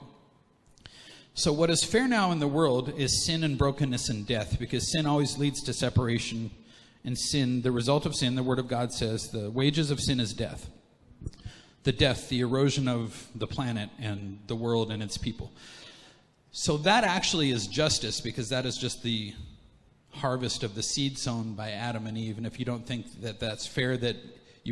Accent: Canada; I'm like a 1, 2, 3, third generation Canadian

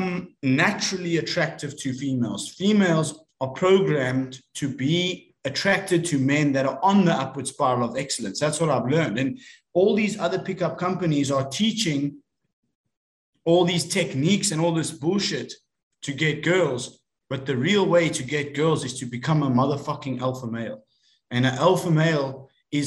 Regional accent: South Africa; I'm from South Africa

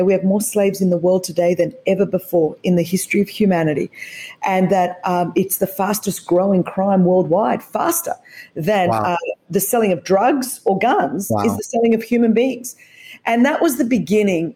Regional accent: Australia; As you could tell from the accent, I was raised in Australia

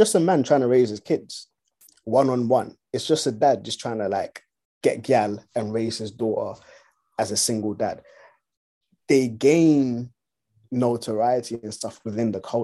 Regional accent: Ghana; I was born in Ghana, and for all I know, all of my like people that came before me, immediately before me, were all born and raised in Ghana.

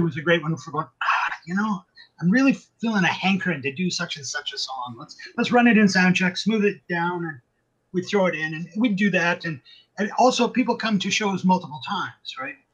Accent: Canada; also born or lived in Vancouver, Canada; I'm a Canadian musician.

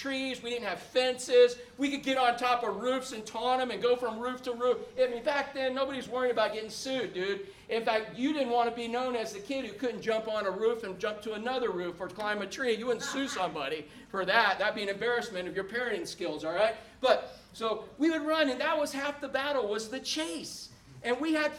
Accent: Orlando, Florida, United States; when I was a little boy growing up in Orlando

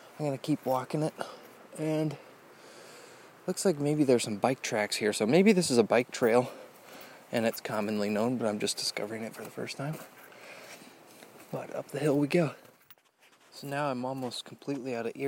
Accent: Indiana, United States; growing up in Indiana

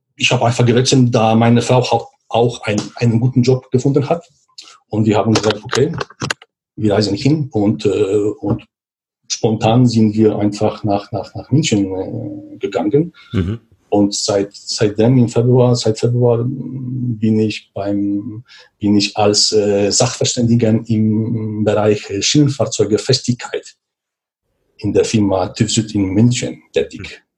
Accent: Poland; German is a second language; moved away as an adult; also born or lived in Switzerland; komme ursprünglich aus Polen ich bin in Walsburg geboren, aufgewachsen

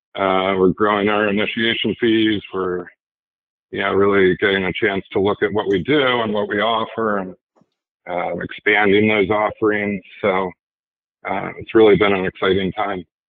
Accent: Philadelphia, Pennsylvania, United States; was from the Philadelphia area

